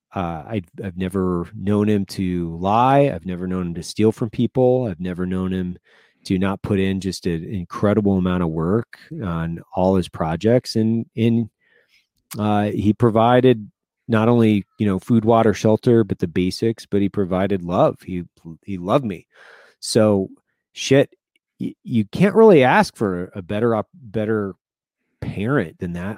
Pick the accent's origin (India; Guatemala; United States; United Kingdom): United States; Lewiston, Idaho; moved away; I grew up in Lewiston, Idaho